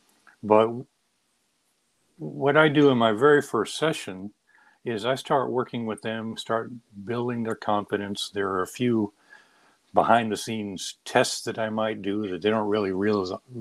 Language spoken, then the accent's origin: English; San Diego, California, United States; also born or lived in Maine; I grew up in San Diego